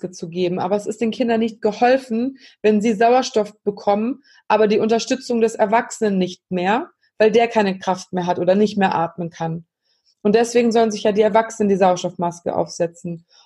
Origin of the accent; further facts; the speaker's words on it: Germany; hier bei uns in Deutschland